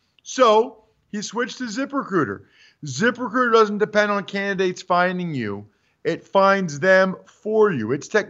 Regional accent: Reading, Pennsylvania, United States; I'm from Reading.

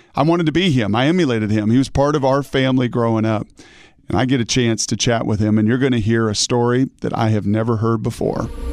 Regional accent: Pacific Northwest, United States; Growing up in the Pacific Northwest

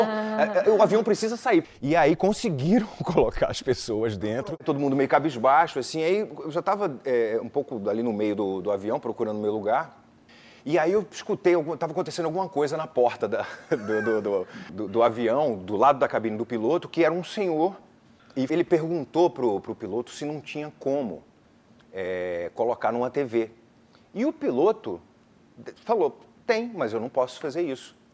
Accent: Pernambuco, Brazil; moved away; also born or lived in Rio de Janeiro; Eu sou pernambucano, né? Eu me mudei para o Rio de Janeiro em 91

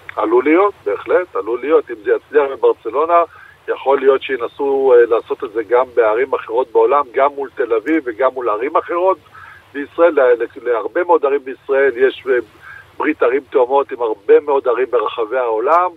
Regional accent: Rishon LeZion, Central District, Israel; בתור ילד שגדל בראשון לציון

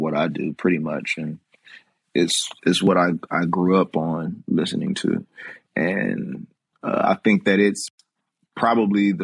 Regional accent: Atlanta, Georgia, United States; I was from Atlanta

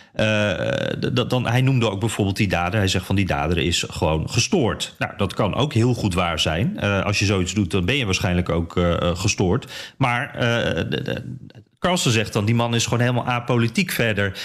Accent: Netherlands; als Nederlander

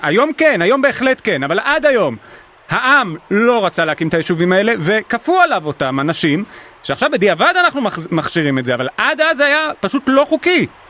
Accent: Ness Ziona, Central District, Israel; אני מנס ציונה

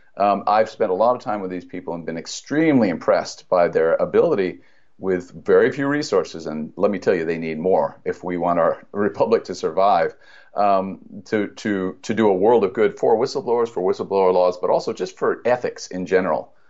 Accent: United States; We, as American citizens

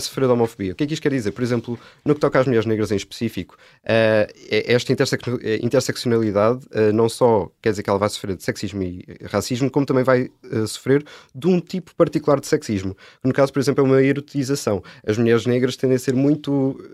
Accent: Póvoa de Santa Iria, Lisbon, Portugal; eu comecei a fazer teatro ah, lá na Pova de Santaria, que é de onde eu sou

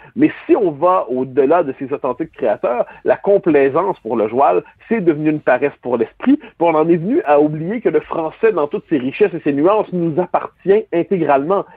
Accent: Quebec, Canada

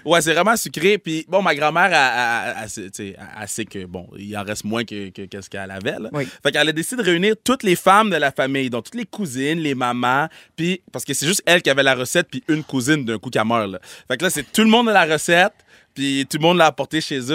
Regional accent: Quebec, Canada; je suis né, puis j'ai grandi au Québec

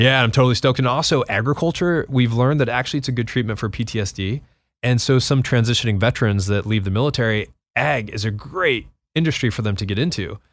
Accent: New Mexico, United States; growing up in New Mexico

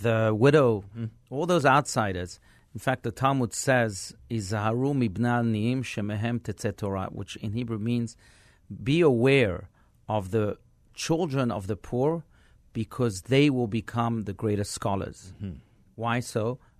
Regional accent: France; also born or lived in South Africa / Israel; now in United States; I grew up in France, I grew up in South Africa and in Israel, and when I came to America, I started to look at things differently

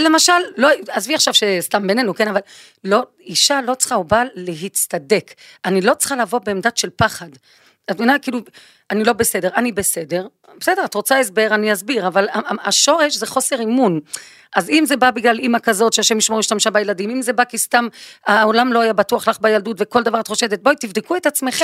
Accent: Belgium; moved away; אני באה מבלגיה

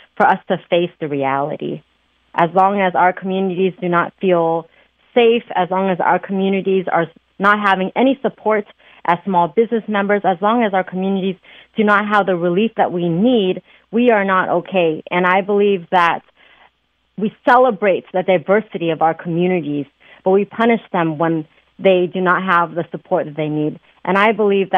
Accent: Oakland, California, United States; born and raised in Oakland

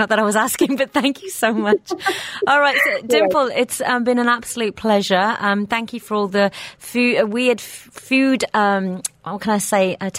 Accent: England, United Kingdom; I grew up eating fish and chips, even though I'm Indian, grew up in England.

